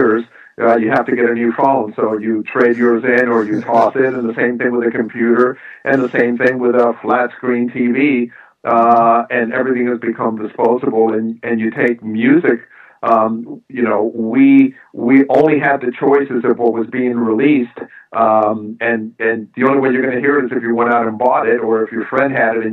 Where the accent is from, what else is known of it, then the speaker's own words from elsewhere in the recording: New York, United States; this is from a New Yorker